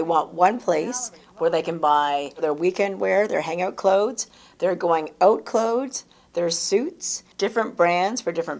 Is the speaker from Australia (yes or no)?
no; Fredericton, New Brunswick, Canada; moved away as an adult; now in Toronto, Canada; I was born in Fredericton, New Brunswick, eastern part of Canada. Kind of a bit of a shock, I'm sure, to my parents because they came from the Philippines.